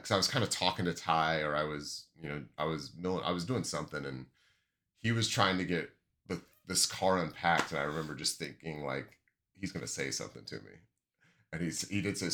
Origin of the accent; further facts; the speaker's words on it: Washington, United States; I grew up in Washington State